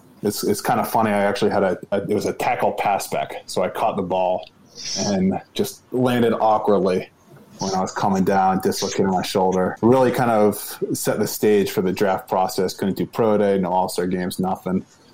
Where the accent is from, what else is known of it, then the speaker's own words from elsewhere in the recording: Maryland, United States; I'm from Maryland. College Park, where the campus is only like 25 minutes away from home. And, you know, growing up, being in Maryland around campus